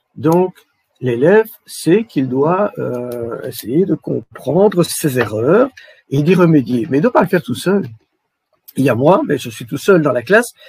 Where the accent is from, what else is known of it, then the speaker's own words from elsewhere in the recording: Belgium; Chez nous, en Belgique